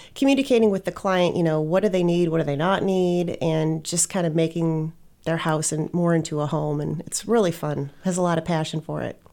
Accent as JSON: {"language": "English", "region": "Wisconsin", "country": "United States", "tie": "born or raised there", "also_born_or_lived": "Scottsdale, Arizona", "moved": "as an adult", "said": "I grew up in Wisconsin"}